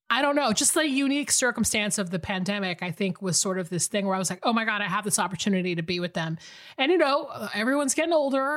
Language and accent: English; Atlanta, Georgia, United States; moved away; I'm actually in Atlanta, Georgia right now, my hometown.